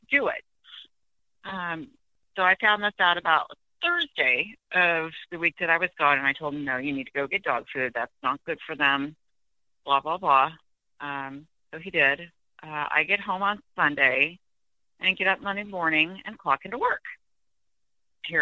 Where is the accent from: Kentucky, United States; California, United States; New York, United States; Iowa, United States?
Iowa, United States; I'm from Iowa